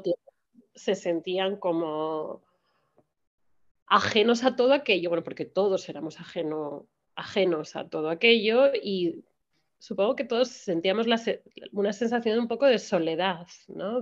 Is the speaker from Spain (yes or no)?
yes; Spain; moved away as an adult; now in United States